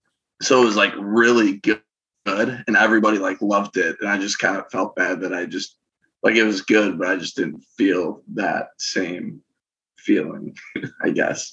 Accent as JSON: {"language": "English", "region": "Wisconsin", "country": "United States", "said": "they all know I'm from Wisconsin"}